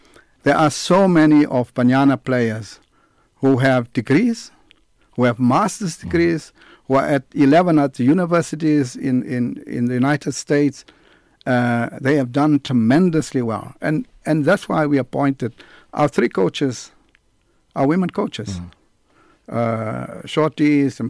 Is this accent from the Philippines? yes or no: no; Port Elizabeth, Eastern Cape, South Africa; Port Elizabeth, my hometown.